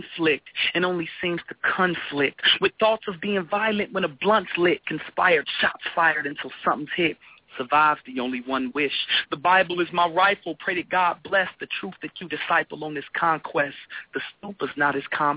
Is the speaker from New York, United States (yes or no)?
no; Chicago, Illinois, United States; I'm from Chicago, of course. I'm living in it, like, right now